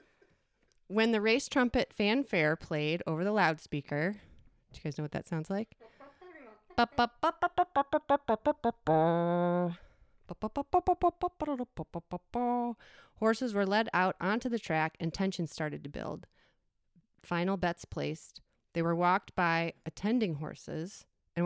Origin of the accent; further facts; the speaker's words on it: suburb neighboring Arlington Heights, near Chicago, Illinois, United States; my hometown's neighboring town, Arlington Heights